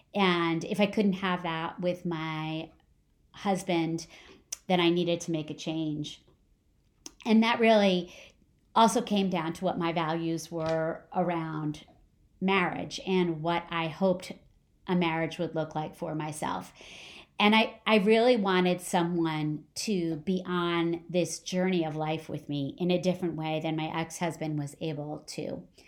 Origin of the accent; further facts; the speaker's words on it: New Jersey, United States; moved away; I grew up in New Jersey. I grew up about twenty minutes from the George Washington Bridge